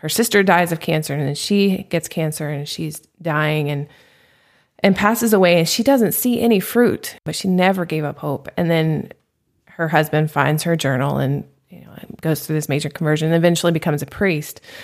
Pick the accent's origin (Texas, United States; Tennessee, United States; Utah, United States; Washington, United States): Tennessee, United States; Nashville; now in Phoenix, United States; I grew up in Nashville, Tennessee.